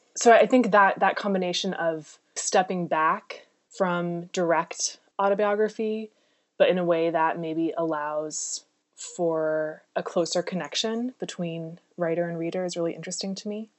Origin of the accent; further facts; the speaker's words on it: California, United States; moved away as an adult; also born or lived in East Coast; I grew up in California